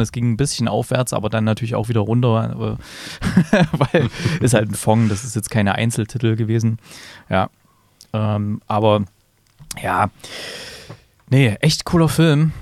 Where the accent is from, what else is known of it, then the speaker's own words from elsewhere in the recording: Germany; hier bei uns in Deutschland